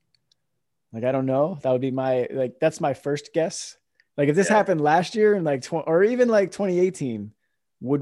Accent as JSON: {"language": "English", "town": "Kissimmee", "region": "Florida", "country": "United States", "tie": "born or raised there", "also_born_or_lived": "New Jersey", "moved": "as an adult", "said": "I was born in New Jersey. We moved to Florida when I was 5, so I grew up in Kissimmee, just south of Poinciana."}